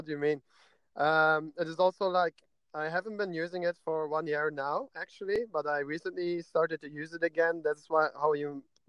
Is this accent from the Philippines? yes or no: no; Belgium; So I'm from Belgium and I'm 31 years old.